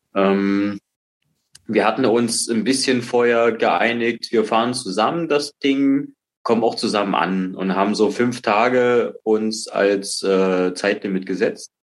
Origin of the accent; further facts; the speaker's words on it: Dresden, Saxony, Germany; also born or lived in Baltic coast; habe jahrelang äh, als Kind an der Ostsee gewohnt, bin dann nach Sachsen gekommen, nach Dresden, wohne jetzt seit der Wende hier.